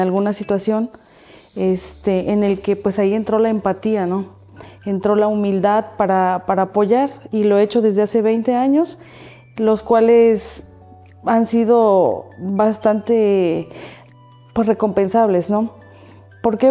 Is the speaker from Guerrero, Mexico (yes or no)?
no; Altotonga, Veracruz, Mexico; moved away as an adult; now in Xalapa, Mexico; Nací en Alto Tonga y por, mis estudios me vine a vivir aquí a Jalapa